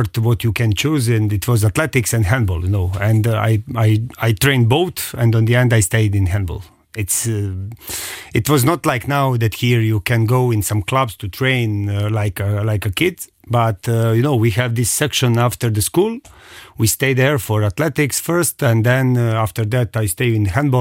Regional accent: Kragujevac, Šumadija, Serbia; moved away as an adult; now in Luxembourg; I am from one city, 100 kilometers from Belgrade. It's named Kragujevac

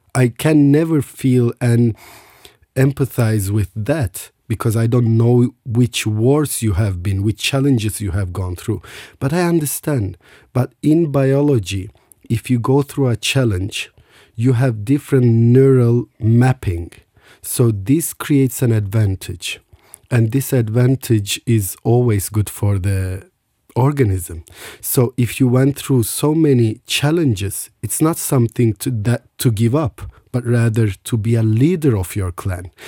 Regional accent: Istanbul, Turkey; I was born in Istanbul.

